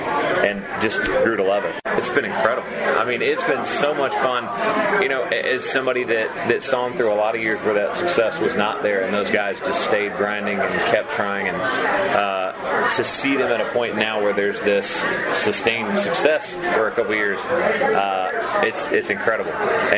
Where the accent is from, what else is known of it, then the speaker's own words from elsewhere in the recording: Murfreesboro, Tennessee, United States; also born or lived in Nashville; You know, I'm from Murfreesboro